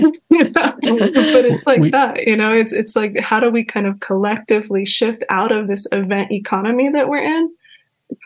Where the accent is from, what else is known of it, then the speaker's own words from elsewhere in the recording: California, United States; I grew up in California and the fuckery out here is pretty awful